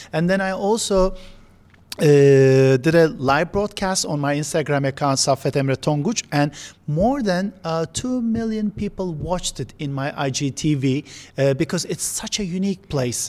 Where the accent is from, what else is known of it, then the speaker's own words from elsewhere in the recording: Istanbul, Turkey; I spent my childhood in one of the most beautiful places in, uh, Bosphorus, uh, that is called Kandilli. It's the smallest town in, uh, Istanbul